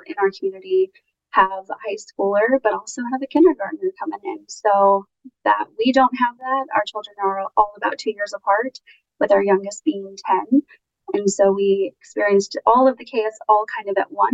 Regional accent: Kansas City, Missouri, United States; City is my hometown, born and raised

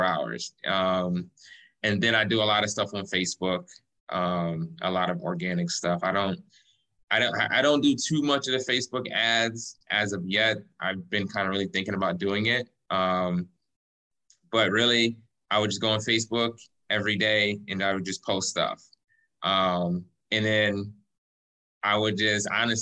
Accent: Cleveland, Ohio, United States; moved away as an adult; now in Lakewood Ranch, United States; I'm originally from Cleveland, Ohio

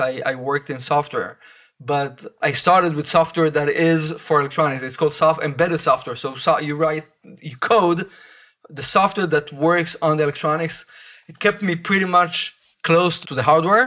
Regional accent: Israel; I grew up in Israel

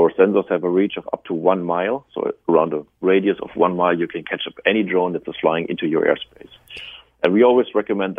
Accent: Germany; accent: German; We are originally started in Germany, as you know from my accent

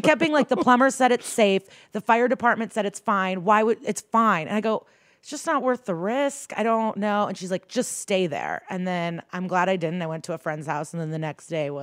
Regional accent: Skokie, Illinois, United States; I'm from the Chicago suburbs

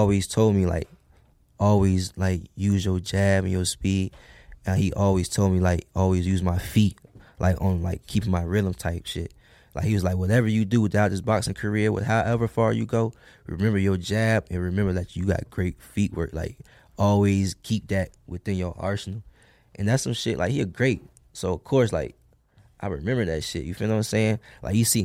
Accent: Norfolk, Virginia, United States; moved away; also born or lived in Alexandria, Virginia; I'm from Norfolk, Virginia, one of the worst cities in Virginia.

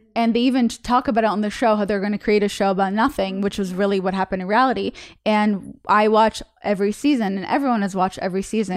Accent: Russia; moved away; I'm from Russia

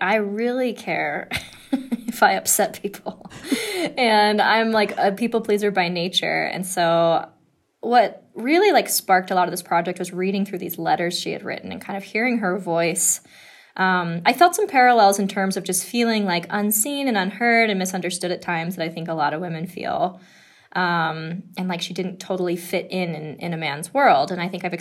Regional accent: Denver, Colorado, United States; I grew up in Denver, and, like, my dad was a mailman.

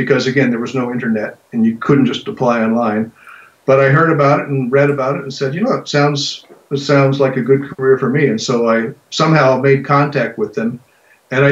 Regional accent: American Southwest, United States; I grew up in the American Southwest, in the late 60s and 70s

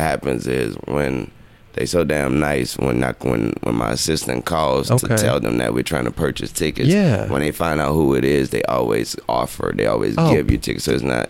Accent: New Orleans, Louisiana, United States; I'm from New Orleans.

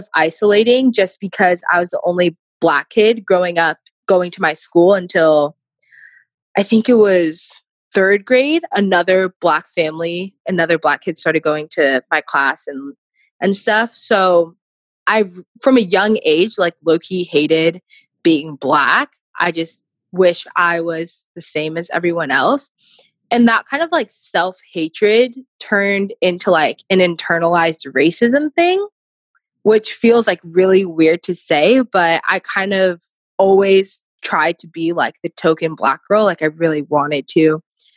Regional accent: Chandler, Arizona, United States; I grew up originally in Arizona, Chandler, Arizona. It's like a suburb right outside of Phoenix

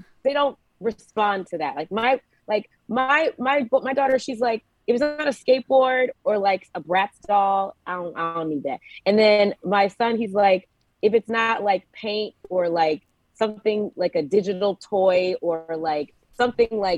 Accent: Georgia, United States; moved away

